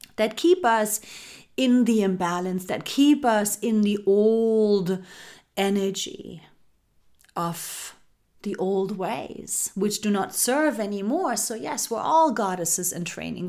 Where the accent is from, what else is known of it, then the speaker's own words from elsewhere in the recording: Germany; growing up in Germany. This is where I grew up. Um, I was raised and born there.